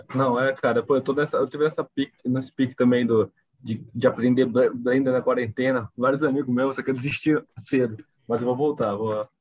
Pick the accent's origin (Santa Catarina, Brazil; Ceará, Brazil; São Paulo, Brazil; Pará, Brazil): Pará, Brazil; Belém; Eu sou de Belém